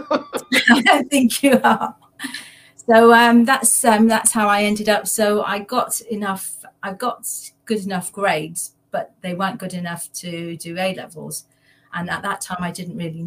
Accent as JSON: {"language": "English", "town": "Leicester", "region": "East Midlands", "country": "United Kingdom", "tie": "born or raised there", "also_born_or_lived": "London", "said": "I was born in London. My father uprooted us and moved us to Leicester, of all the places in East Midlands. So I grew up there."}